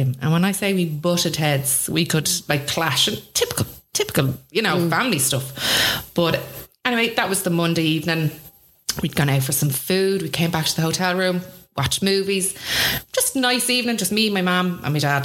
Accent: Swords, Leinster, Ireland; also born or lived in Drogheda; I grew up in Swords, so small little village.

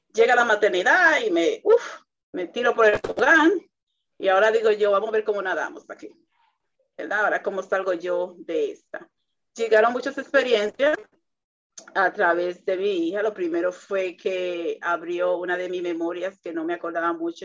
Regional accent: Dominican Republic; para mi cultura, que soy dominicana

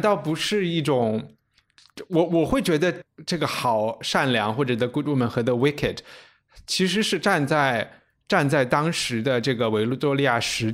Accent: China; 我们中国人

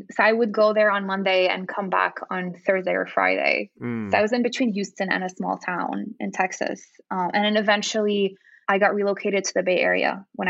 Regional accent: Lima, Peru; at the time when I was growing up in Lima, there was zero nonprofits that supported animals.

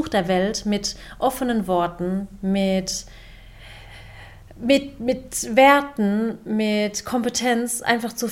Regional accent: Waghäusel, Baden-Württemberg, Germany; sage ich ich komme aus Warkhäusl, bin in Deutschland geboren, meine Eltern sind aus der Türkei.

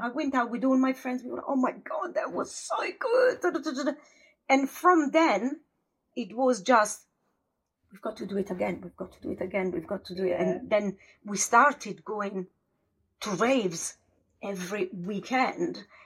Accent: a village in northern Italy near Verona, Italy; English is a second language; moved away as an adult; also born or lived in London; now in United Kingdom; I'm from Italy, from a village of uh, 400 pound, well 400 pound, 400 people. Yeah. And my village, when I was young, wasn't even on the map

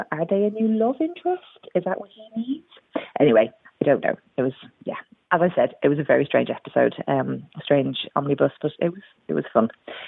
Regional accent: Dublin, Leinster, Ireland; now in Wirral, United Kingdom; I live up on the Wirral and I work as a paramedic, although I've been on mat leave forever, it feels. I moved over here from Ireland, from Dublin, 10 years ago

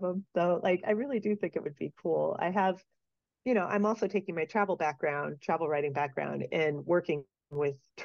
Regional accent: Midwest, United States; now in Denver, United States; I grew up in the Midwest.

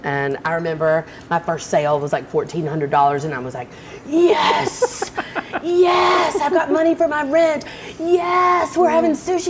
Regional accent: Montgomery, Alabama, United States; moved away as an adult; also born or lived in Montana; I grew up in Montgomery, Alabama

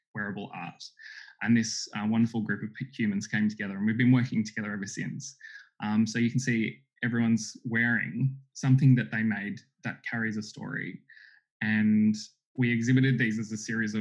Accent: Sydney, New South Wales, Australia; my growing up on Darug country here in a rural part of Sydney

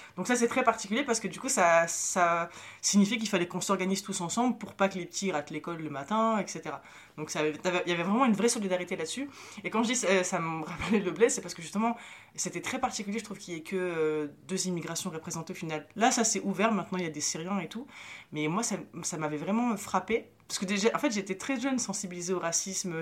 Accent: Apt, Provence-Alpes-Côte d'Azur, France; French is a second language; also born or lived in Morocco; j'ai grandi dans le quartier populaire d'une ville de campagne. Donc en gros, dans ma ville, euh, elle s'appelle Apt

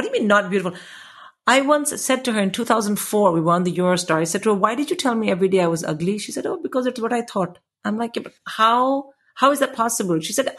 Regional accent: India; now in England, United Kingdom; when I came to England from India, I was not perceived in any way as a nerd or a geek.

